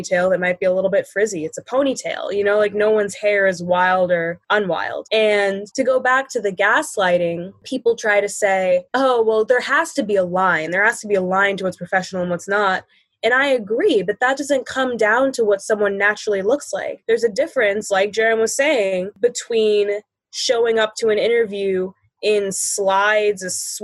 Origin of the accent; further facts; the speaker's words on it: Buffalo, New York, United States; I'm from Buffalo, New York.